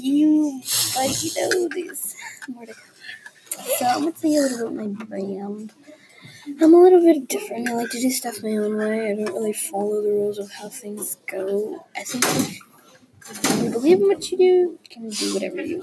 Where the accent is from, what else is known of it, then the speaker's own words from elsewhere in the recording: West Coast, United States; now in Texas, United States; I live in the state of Texas, and I was born on the West Coast.